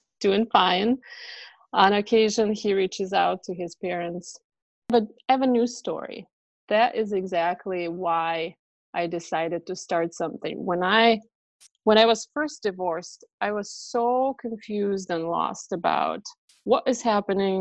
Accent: Russia; English is a second language; moved away as an adult; My mom, my sister, and myself, we immigrated from Russia to join the rest of our family

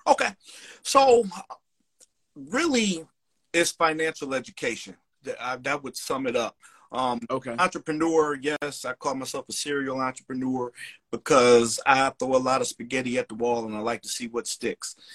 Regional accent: Cleveland, Ohio, United States; now in Chicago, United States; I'm originally from Cleveland, Ohio, but I live now in Chicago.

